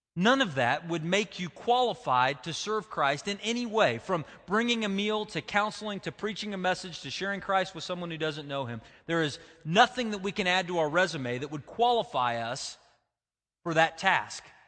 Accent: United States

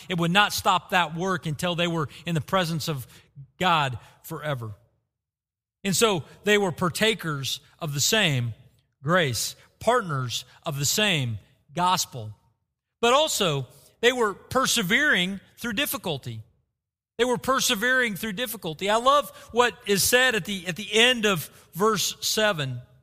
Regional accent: Bartlesville, Oklahoma, United States; Growing up in Bartlesville, Oklahoma

